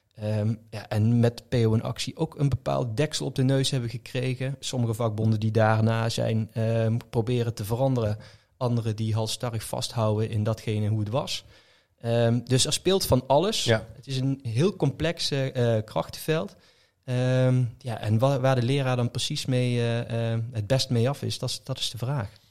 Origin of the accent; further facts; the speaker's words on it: Venray, Limburg, Netherlands; een school in Venray waar ik vandaan kom